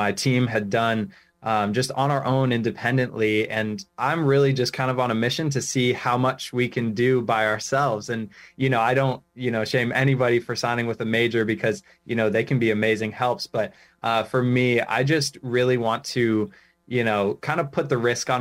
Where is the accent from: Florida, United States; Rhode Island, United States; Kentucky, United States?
Rhode Island, United States; I'm from Rhode Island, born and raised, and I'm still living here.